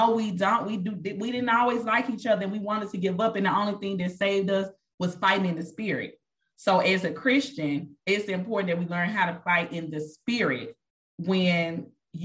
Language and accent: English; Mississippi, United States; moved away as an adult; now in Texas, United States; I moved here from Mississippi, born and raised. I moved here